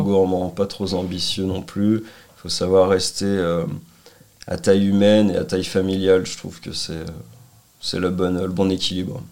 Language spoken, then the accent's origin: French; Annecy, Auvergne-Rhône-Alpes, France; also born or lived in Lyon; je suis revenu euh, bah, dans ma terre natale, on va dire, Annecy